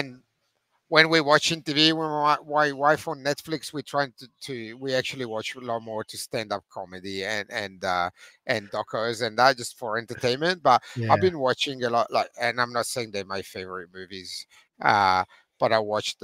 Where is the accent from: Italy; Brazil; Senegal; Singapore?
Italy; Veneto; English is a second language; moved away; being Italian, growing up in Italy